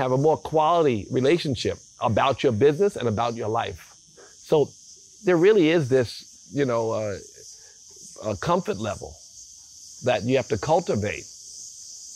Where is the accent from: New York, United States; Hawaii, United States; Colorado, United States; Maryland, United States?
New York, United States; New York City; moved away as an adult; now in Bali, Indonesia; we grew up in South Jamaica, Queens, which, you know, was, many years ago, we had a lot of woods